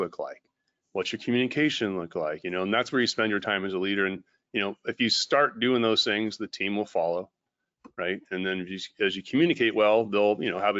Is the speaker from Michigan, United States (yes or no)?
no; California, United States; I'm from California.